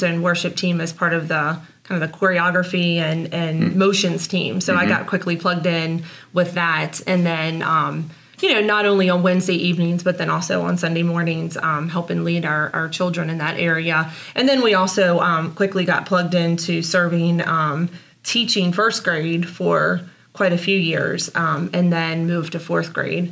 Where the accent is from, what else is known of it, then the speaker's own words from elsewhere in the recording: Martinsburg, West Virginia, United States; moved away as an adult; also born or lived in Raleigh, North Carolina; now in Stephens City, United States; Also from Martinsburg, West Virginia